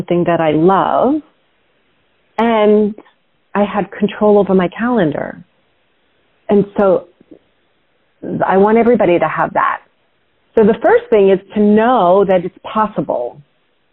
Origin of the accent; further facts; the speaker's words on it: New York, United States; I grew up in New York